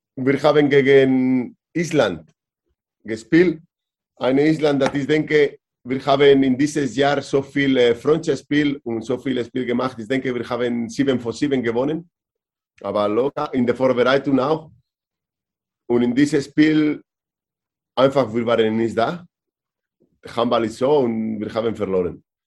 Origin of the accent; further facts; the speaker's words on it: Vitoria-Gasteiz, Basque Country, Spain; German is a second language; also born or lived in Barcelona / Berlin / Hannover / Valladolid; now in Kleinsachsenheim, Germany; Vitoria. Meine Heimat.